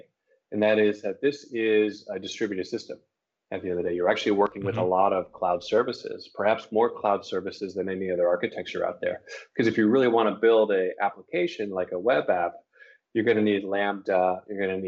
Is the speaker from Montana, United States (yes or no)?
no; Los Angeles, California, United States; moved away as an adult; also born or lived in San Francisco Bay Area; I'm originally from Los Angeles